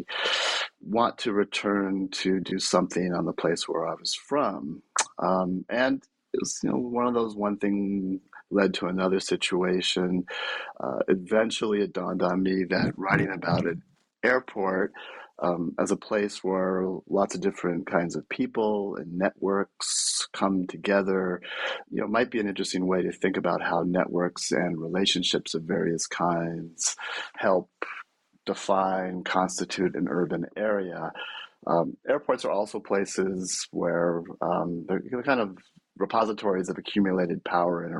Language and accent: English; Bay Area, California, United States; I'm from the Bay Area originally